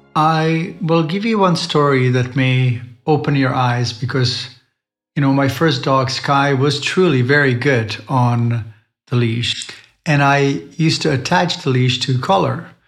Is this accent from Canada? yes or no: no; Czechia; moved away; I've been spending quite a bit of time with my family in Europe, in the Czech Republic